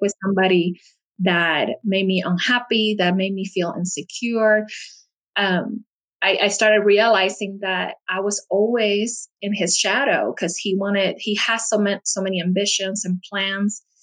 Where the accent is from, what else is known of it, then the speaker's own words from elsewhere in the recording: Puerto Rico; now in United States; I live in the United States, but I'm actually from Puerto Rico, and it's an island in the Caribbean